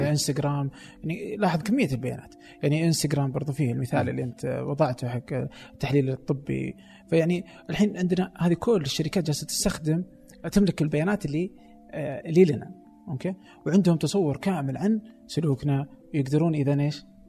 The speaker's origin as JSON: {"language": "Arabic", "country": "Saudi Arabia", "said": "عندنا في السعودية"}